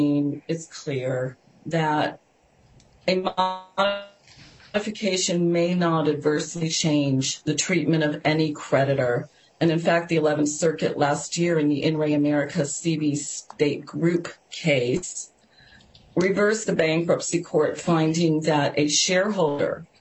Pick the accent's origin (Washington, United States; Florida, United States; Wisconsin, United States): Florida, United States; Southern District of; the Southern District of Florida, which is my hometown